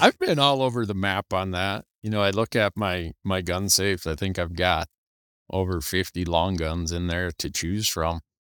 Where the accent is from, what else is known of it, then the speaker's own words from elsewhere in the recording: Montana, United States; my home state of Montana